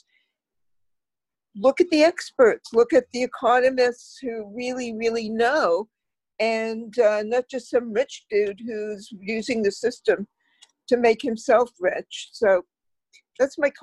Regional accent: Canada; as a Canadian

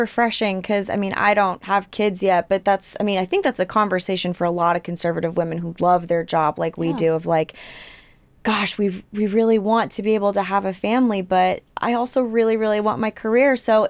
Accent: California, United States; now in Texas, United States; I'm not a native Texan. I'm a Californian. Don't come after me in the comments.

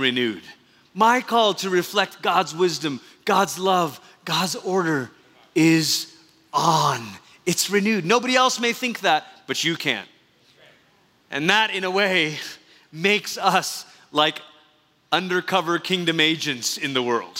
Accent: Malaysia; moved away; We've been impacted by growing up in Malaysia

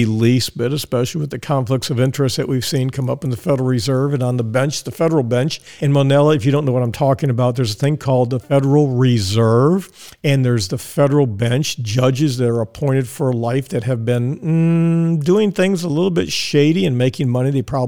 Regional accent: Texas, United States; moved away as an adult; now in Tampa, United States; I'm from Texas, and I was raised to say yes or no, sir, yes, ma'am, no, ma'am

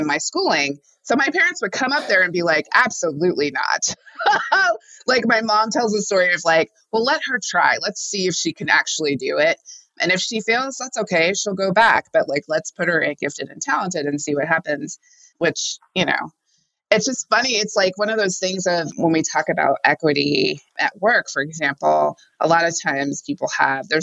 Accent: Houston, Texas, United States; I grew up in Houston in predominantly white communities

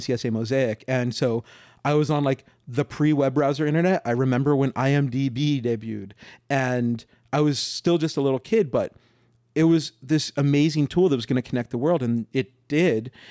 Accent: New Mexico, United States; now in Los Angeles, United States; I'm from New Mexico, and when I moved to L

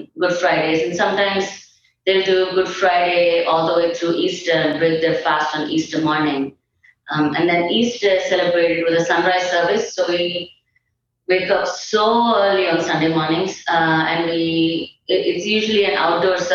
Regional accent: India; moved away as an adult; now in South Sudan; I'm from India, Christy, and I grew up in a Christian home

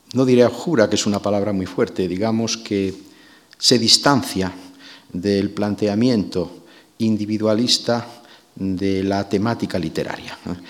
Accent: Galicia, Spain; mi tierra

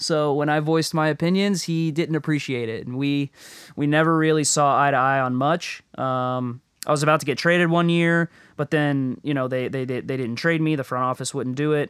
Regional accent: Florida, United States; moved away as an adult; it was like heaven for me growing up

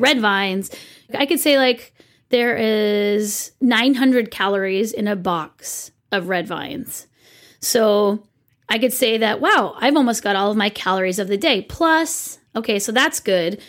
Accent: Santa Cruz County, California, United States; I'm from Santa Cruz County

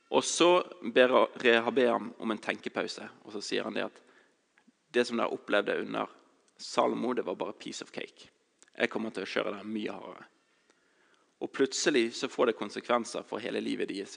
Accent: Bergen, Vestland, Norway; jeg kommer fra Bergen

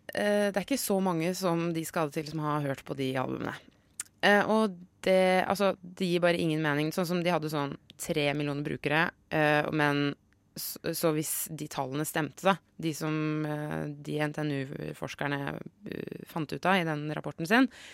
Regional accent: Brumunddal, Innlandet, Norway; I Ringsaker, eller i Brumunddal der jeg er fra

